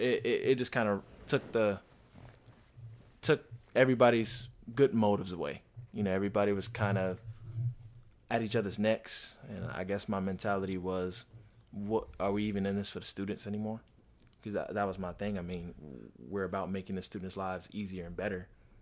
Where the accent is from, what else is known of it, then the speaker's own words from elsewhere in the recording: Miami, Florida, United States; From Miami, actually.